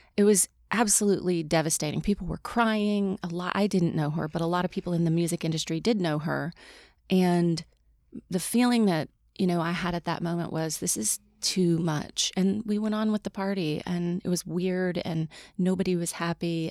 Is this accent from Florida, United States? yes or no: no; Mississippi, United States; I grew up in Mississippi